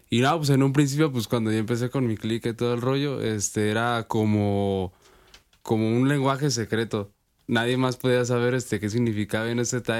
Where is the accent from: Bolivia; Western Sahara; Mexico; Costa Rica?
Mexico; Morelia, Michoacán; Sí, soy de aquí de Morelia, he nacido aquí toda mi vida.